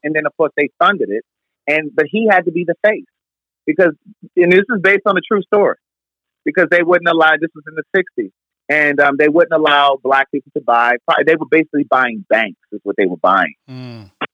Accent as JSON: {"language": "English", "town": "Baltimore", "region": "Maryland", "country": "United States", "tie": "born or raised there", "said": "Baltimore, my hometown"}